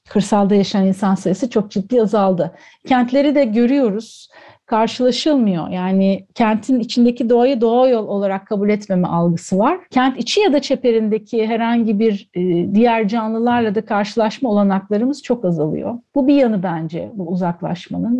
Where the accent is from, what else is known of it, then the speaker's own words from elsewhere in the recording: Antakya, Hatay, Turkey; moved away as an adult; also born or lived in Ankara; Antakyalı olmamdan kaynaklı Amanosların, Habib Necar'ın yamacında, Asi Nehri'nin kollarında büyüdüm